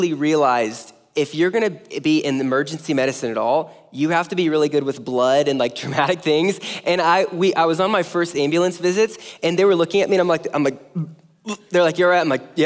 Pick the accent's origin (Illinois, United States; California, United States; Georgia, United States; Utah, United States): California, United States; near Los Angeles, Southern; now in Omaha, United States; I grew up in Southern California